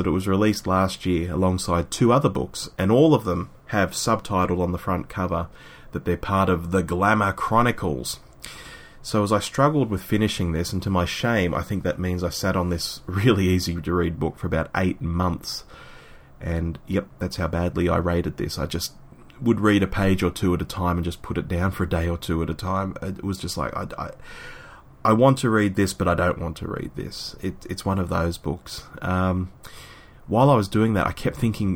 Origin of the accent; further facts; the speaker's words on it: Sydney, New South Wales, Australia; my hometown of Sydney